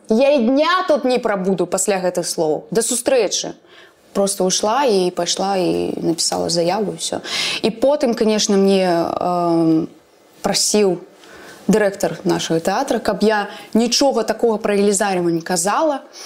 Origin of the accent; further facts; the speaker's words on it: Belarus; я беларуска